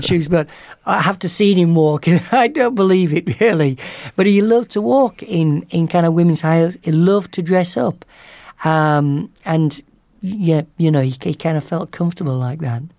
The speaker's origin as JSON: {"language": "English", "region": "the north of England", "country": "United Kingdom", "tie": "born or raised there", "moved": "yes", "said": "my hometown in the north of England"}